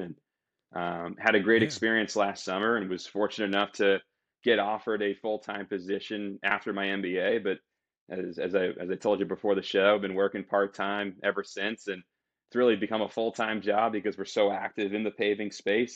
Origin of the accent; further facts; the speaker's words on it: Boston, Massachusetts, United States; I'm originally from Boston, Massachusetts